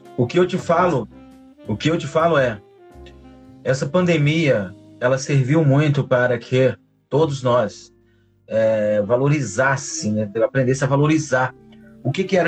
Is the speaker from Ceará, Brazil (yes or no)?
yes; interior of Ceará, Brazil; now in Rio de Janeiro, Brazil; eu sou do interior do Ceará